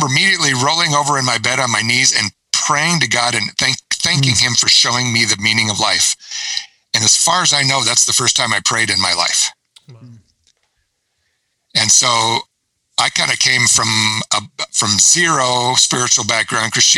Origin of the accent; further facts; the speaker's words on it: Colorado, United States; We're from Colorado